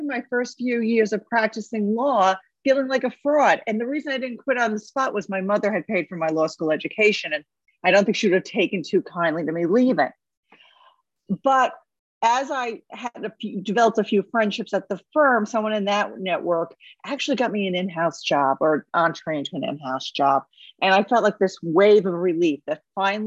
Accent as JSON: {"language": "English", "town": "New York City", "region": "New York", "country": "United States", "said": "I am from New York City"}